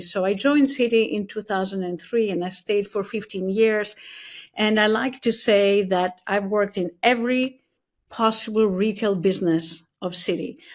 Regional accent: Athens, Attica, Greece; moved away as an adult; also born or lived in California; now in New York City, United States; I was born and raised in Athens, Greece

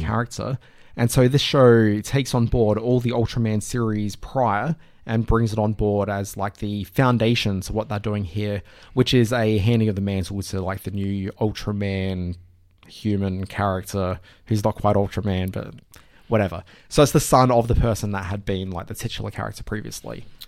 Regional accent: Adelaide, South Australia, Australia; moved away; also born or lived in Brisbane; kid growing up in Adelaide

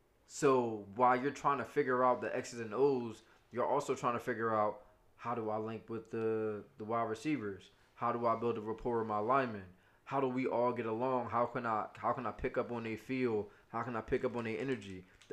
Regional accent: Philadelphia, Pennsylvania, United States; as a Philadelphian

